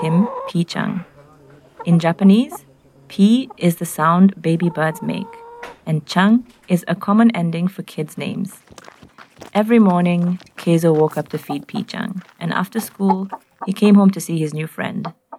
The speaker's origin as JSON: {"language": "English", "region": "Nairobi", "country": "Kenya", "said": "I'm from Nairobi in Kenya"}